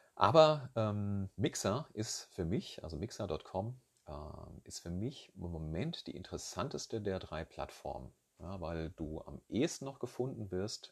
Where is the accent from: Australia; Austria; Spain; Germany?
Germany; Rhine-Main area, Hesse; ich komme hier aus dem Rhein-Main-Gebiet